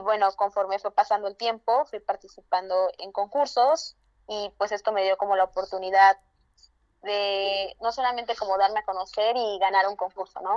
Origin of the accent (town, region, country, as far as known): Santiago Matatlán, Oaxaca, Mexico; first language Zapotec; Spanish is a second language; now in Mexico City, Mexico